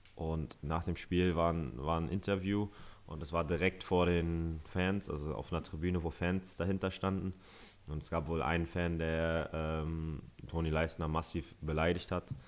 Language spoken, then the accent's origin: German; Northern Germany, Germany; als Norddeutscher